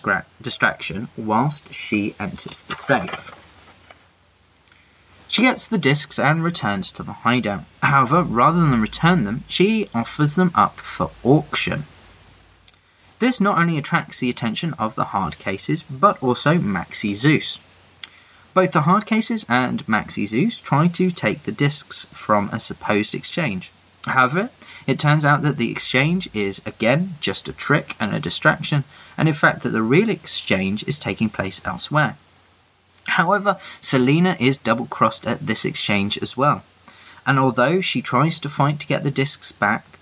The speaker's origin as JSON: {"language": "English", "region": "England", "country": "United Kingdom", "said": "I'm that English guy"}